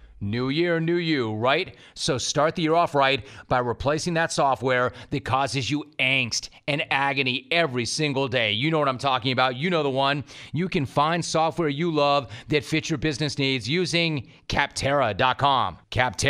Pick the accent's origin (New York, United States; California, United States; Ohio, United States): California, United States; Los Angeles; I grew up in Los Angeles